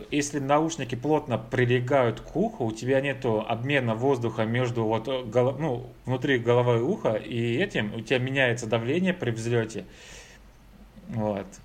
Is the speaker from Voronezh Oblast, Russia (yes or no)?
no; Saint Petersburg, Russia; говорю это как петербуржец уже.